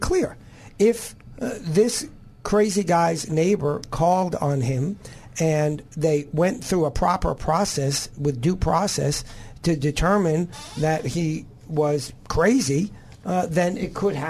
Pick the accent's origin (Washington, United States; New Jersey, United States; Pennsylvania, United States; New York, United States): New York, United States; moved away; I'm originally from New York, so I have to know how to parallel park.